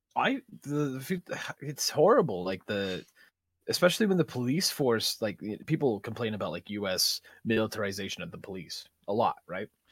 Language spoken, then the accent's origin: English; Guam; now in Sierra Vista, United States; I was born in Guam